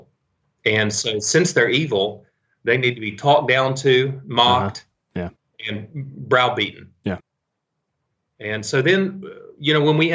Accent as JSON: {"language": "English", "country": "United States", "said": "we as American Christians"}